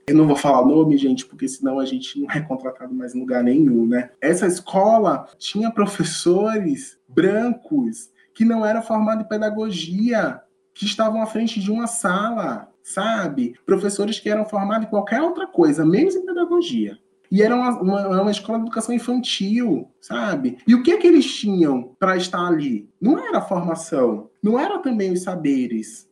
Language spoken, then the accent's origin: Portuguese; Northeast Region, Brazil; moved away; eu sou do Nordeste, não sei o quê, meu sotaque é assim mesmo